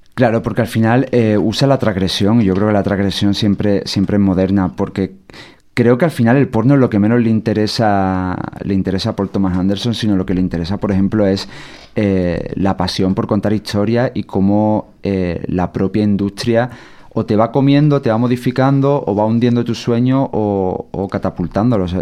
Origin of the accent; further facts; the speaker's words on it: Sierra de Cádiz, Andalusia, Spain; moved away; no había salido de mi pueblo de 5.000 habitantes de la Sierra de Cádiz